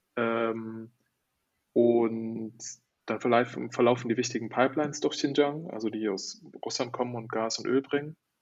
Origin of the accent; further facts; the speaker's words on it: Germany; moved away as an adult; also born or lived in Shanghai, China / Istanbul, Turkey; das hat mich so eigentlich wieder in die Heimat gespült